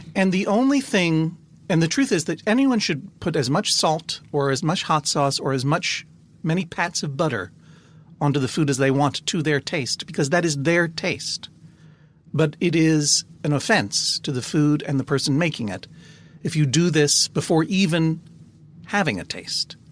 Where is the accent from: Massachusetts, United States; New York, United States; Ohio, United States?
Massachusetts, United States; Brookline; growing up in Brookline, Massachusetts